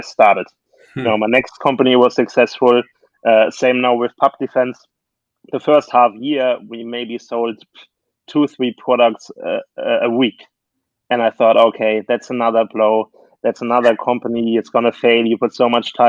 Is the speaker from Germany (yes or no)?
yes; Germany; now in United States; I'm actually from Germany originally